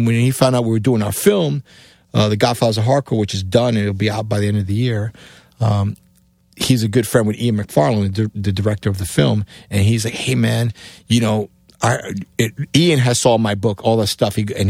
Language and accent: English; Cuba; English is a second language; moved away; also born or lived in New York, United States; because my accent, being A, coming from Cuba, B, in New York, this computer is like, where is this guy from, you know?